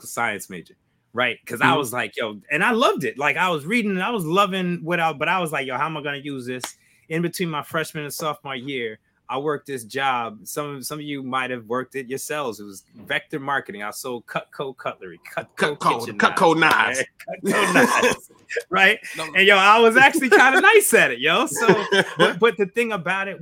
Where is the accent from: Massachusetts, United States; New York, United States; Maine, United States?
New York, United States; Albany; we grew up in Albany, upstate